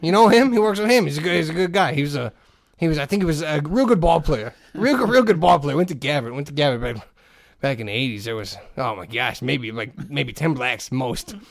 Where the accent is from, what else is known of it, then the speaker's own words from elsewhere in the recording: Hammond, Indiana, United States; I grew up in Hessville, in, in, in Hessville on Kennedy